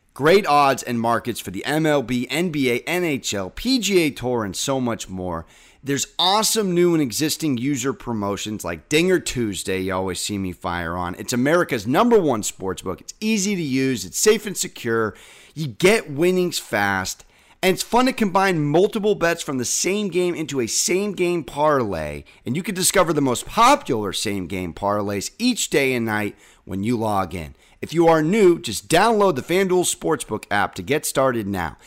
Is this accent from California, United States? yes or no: yes; San Diego, California, United States; now in New York, United States; I'm from San Diego.